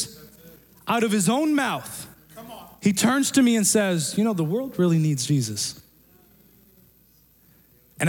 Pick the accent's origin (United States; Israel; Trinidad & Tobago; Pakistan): Pakistan; moved away; I'm from Pakistan